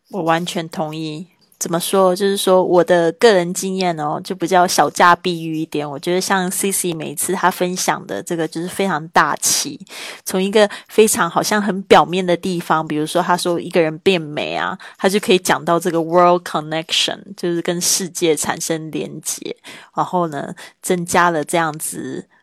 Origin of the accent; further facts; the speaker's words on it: Taiwan; moved away as an adult; now in Spain; 来自台湾，五年前开始线上制作播客，环绕北半球两圈之后，我现在居住在西班牙